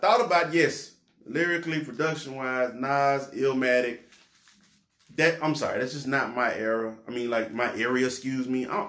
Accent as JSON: {"language": "English", "region": "the South", "country": "United States", "said": "I'm from the South."}